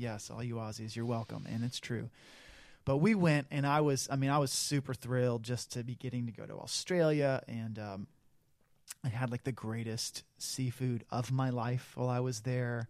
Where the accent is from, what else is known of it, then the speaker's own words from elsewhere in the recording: Midwest, United States; now in California, United States; I grew up in the Midwest.